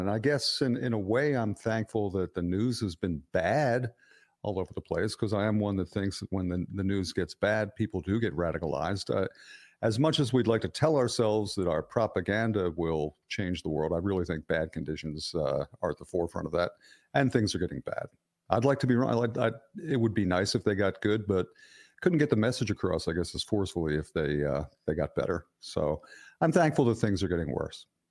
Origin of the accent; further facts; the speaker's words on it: Philadelphia, Pennsylvania, United States; I grew up in a working class neighborhood in suburban Philadelphia where the only two races were Irish and Italian